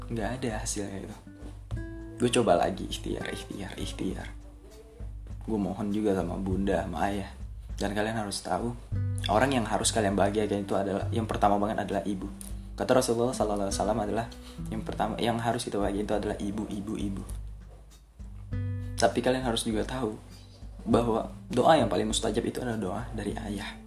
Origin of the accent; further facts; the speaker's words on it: Medan, North Sumatra, Indonesia; moved away as an adult; now in Jakarta, Indonesia; dan kalian harus tahu gue ini asli Medan gitu gue asli Medan tamatan SMA pula nah jadi pada saat gue datang ke Jakarta gue cuma punya tekad kuat bahwa gue harus bisa sukses di kota ini